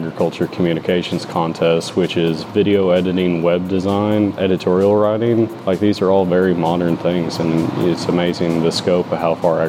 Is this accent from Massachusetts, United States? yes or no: no; Batesville, Arkansas, United States; the Eastern District Vice President for Arkansas FFA, and I'm from Batesville, Arkansas.